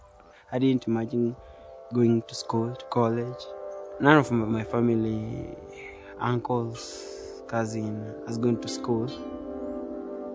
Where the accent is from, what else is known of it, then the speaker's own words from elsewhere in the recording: Narok County, Kenya; I'm from Narok County, Kenya. When I was growing up here, life was perfect.